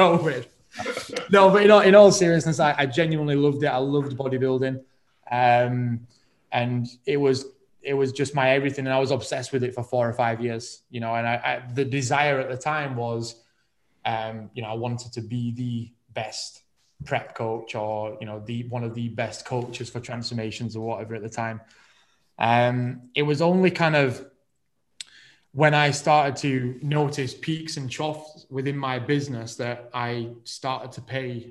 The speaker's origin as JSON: {"language": "English", "town": "Rotherham", "region": "Yorkshire and the Humber", "country": "United Kingdom", "moved": "as an adult", "lives_now": "Manchester, United Kingdom", "said": "I'm originally from Rotherham"}